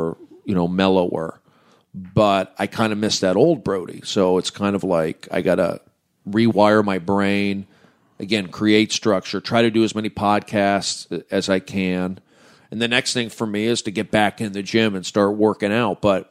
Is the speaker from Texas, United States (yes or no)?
no; the San Fernando Valley, California, United States; I'm from the Valley